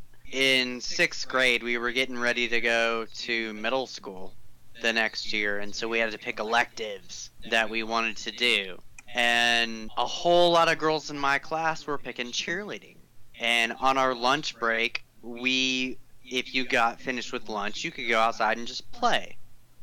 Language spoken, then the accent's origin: English; Dallas, Texas, United States; I grew up in Dallas, Texas